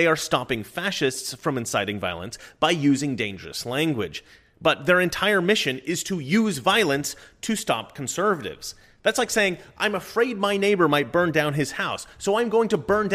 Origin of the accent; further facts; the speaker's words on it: Oregon, United States; my home state. This is where I'm from